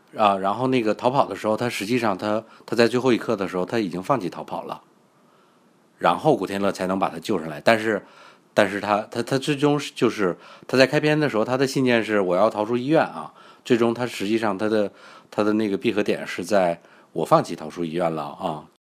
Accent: China; 我们都是内地人嘛

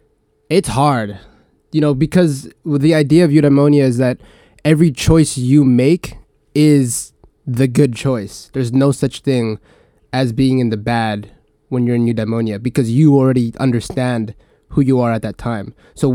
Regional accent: Canada; you're American, I'm Canadian, you're Chinese

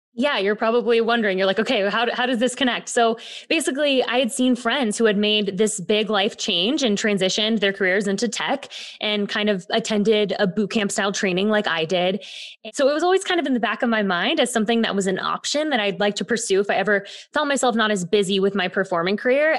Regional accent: Bay Area, California, United States; moved away as an adult; now in New York, United States; I grew up in the Bay Area, got my professional start in theater at a young age.

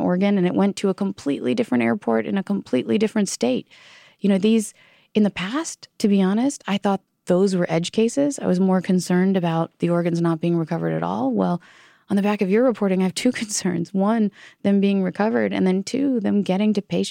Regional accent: Virginia, United States; my home state of Virginia

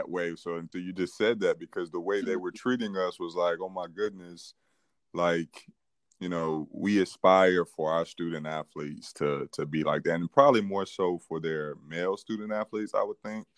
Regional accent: Fayetteville, North Carolina, United States; now in Columbia; I'm from Fayetteville, North Carolina.

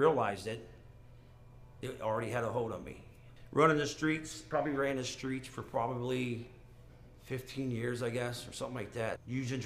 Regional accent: Cincinnati, Ohio, United States; I'm from Cincinnati, Ohio

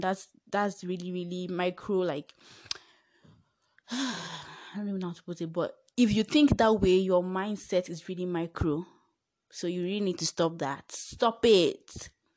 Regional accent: Nigeria; I am Nigerian

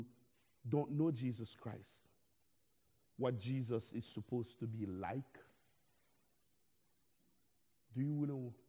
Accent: Haiti; now in United States; I'm originally from Haiti

